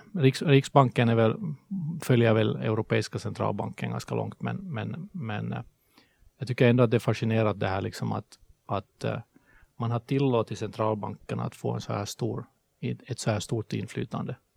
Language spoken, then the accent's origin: Swedish; Helsinki, Uusimaa, Finland; accent: Finland Swedish; moved away as an adult; now in Sweden; som ni hör på svenskan så är jag finlandssvensk. jag flyttade till Sverige från Helsingfors 2009